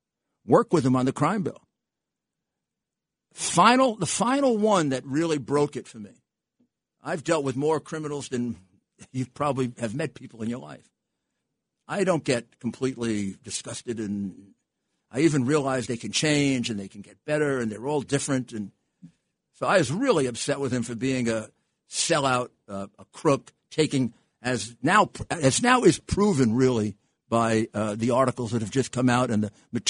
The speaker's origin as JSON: {"language": "English", "country": "United States", "said": "I'm not a Russian agent. I'm an American patriot."}